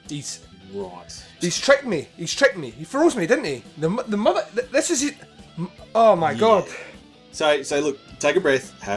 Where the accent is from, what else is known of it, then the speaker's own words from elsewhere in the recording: Scotland, United Kingdom; and I'm Scottish